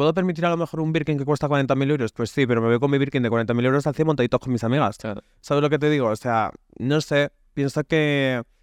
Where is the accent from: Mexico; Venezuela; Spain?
Spain; Basque Country; yo Soy vasco